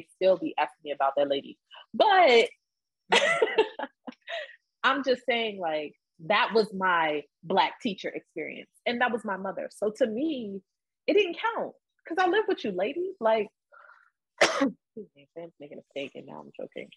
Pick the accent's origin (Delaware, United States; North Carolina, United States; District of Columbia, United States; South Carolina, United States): Delaware, United States; I grew up in Delaware.